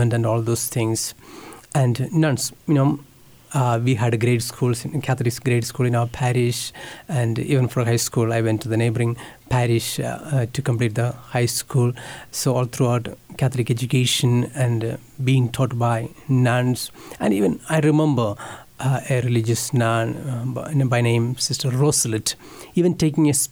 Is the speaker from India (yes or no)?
yes; India; English is a second language; moved away as an adult; now in Kansas, United States; I am from India.